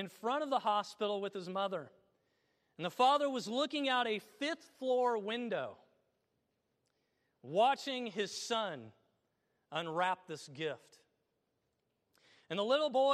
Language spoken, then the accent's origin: English; Illinois, United States; my home state of Illinois